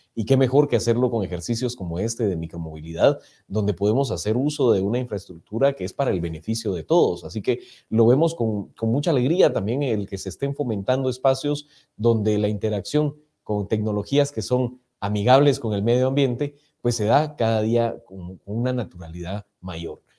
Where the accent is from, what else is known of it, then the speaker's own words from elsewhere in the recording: Guatemala; como guatemaltecos